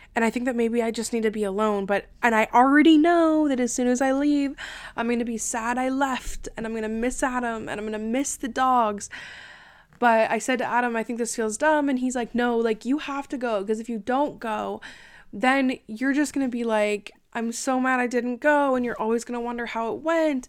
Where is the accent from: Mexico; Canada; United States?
Canada; I'm Canadian